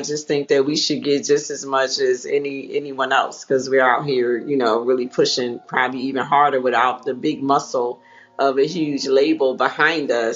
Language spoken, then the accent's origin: English; Atlantic City, New Jersey, United States; moved away as an adult; now in Atlanta, United States; I am originally from Atlantic City, New Jersey. I know that a lot of people probably like, there's really people that live there? Yes, I used to live there. Born and raised